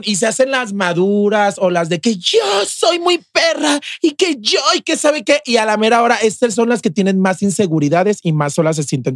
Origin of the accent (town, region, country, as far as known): León, Guanajuato, Mexico; moved away as an adult; also born or lived in Mexico City